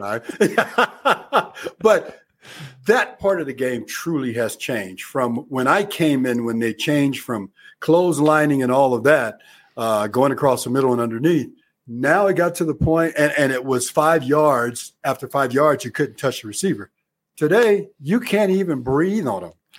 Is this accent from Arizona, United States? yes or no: yes; Arizona, United States; I grew up in Arizona